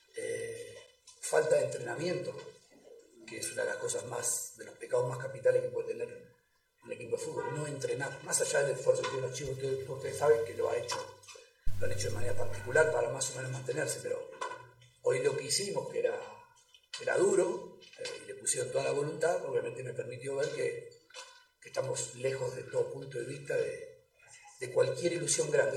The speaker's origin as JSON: {"language": "Spanish", "country": "Argentina", "also_born_or_lived": "Cochabamba, Bolivia", "moved": "yes", "said": "a mi familia en Buenos Aires, a mi familia en Cochabamba"}